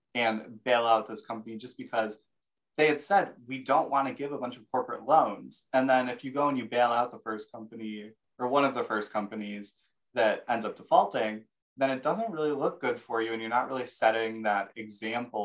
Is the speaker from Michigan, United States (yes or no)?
yes; Michigan, United States; me and Erica, we're both from Michigan